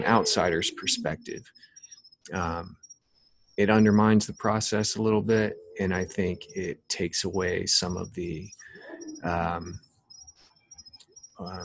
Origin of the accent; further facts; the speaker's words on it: United States; we as American citizens